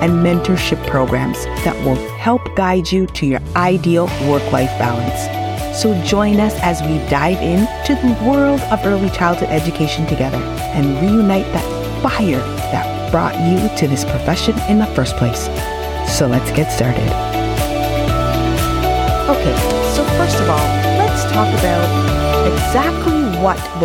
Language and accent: English; Ontario, Canada; I'm from Ontario, Canada